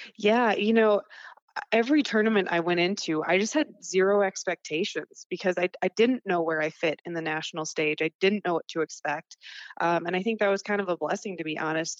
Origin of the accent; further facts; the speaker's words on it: North Dakota, United States; I loved growing up in North Dakota